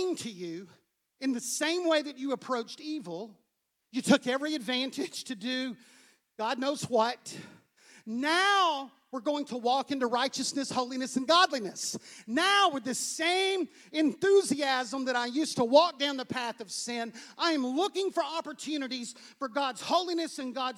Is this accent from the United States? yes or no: yes; United States; I'm American.